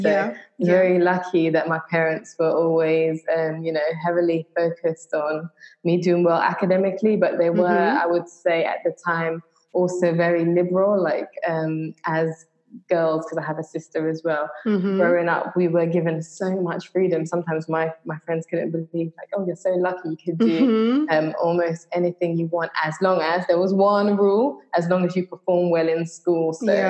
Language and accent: English; London, United Kingdom; moved away as an adult; also born or lived in Trinidad and Tobago; now in Jamaica; I was born in Trinidad and Tobago, and I grew up in London. So now I live in Jamaica.